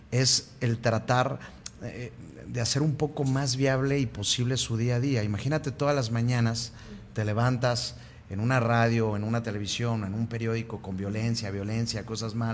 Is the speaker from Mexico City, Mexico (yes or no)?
no; Aguascalientes, Mexico; sí, soy hidrocálida. Soy de Aguascalientes y sí es cierto que lo tenemos todo.